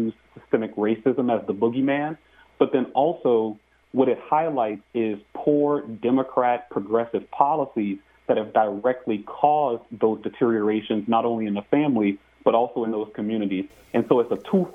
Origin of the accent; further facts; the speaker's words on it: New Orleans, Louisiana, United States; Growing up in New Orleans, Louisiana, in a middle-class household